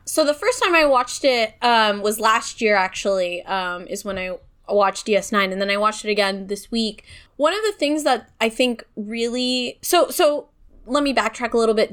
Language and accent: English; California, United States; as a Californian